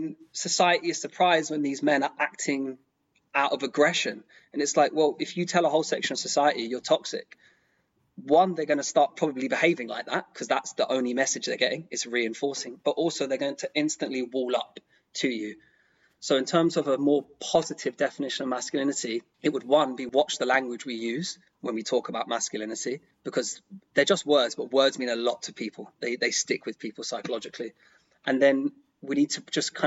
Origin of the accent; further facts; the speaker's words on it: London, United Kingdom; I grew up in London, extremely multicultural.